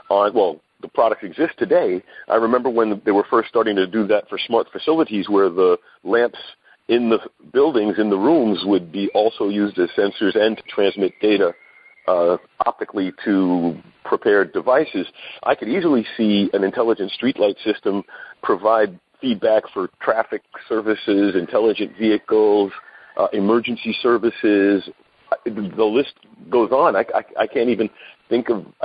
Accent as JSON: {"language": "English", "town": "New York City", "region": "New York", "country": "United States", "said": "I'm from New York City myself"}